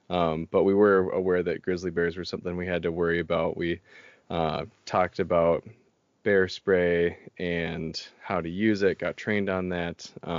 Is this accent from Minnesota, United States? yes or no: yes; Minnesota, United States; I got to travel with them a lot growing up in the Boundary Waters, in state parks and what have you, in Minnesota.